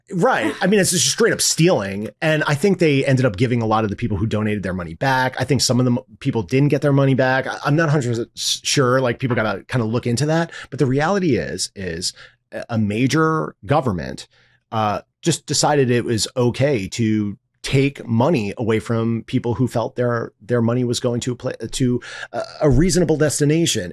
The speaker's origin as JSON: {"language": "English", "region": "New York", "country": "United States", "also_born_or_lived": "Miami", "said": "I'm a New Yorker. This is my home."}